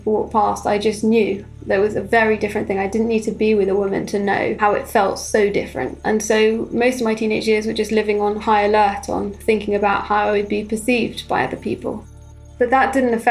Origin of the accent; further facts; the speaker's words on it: London, United Kingdom; I grew up in North London in a modern Orthodox Jewish community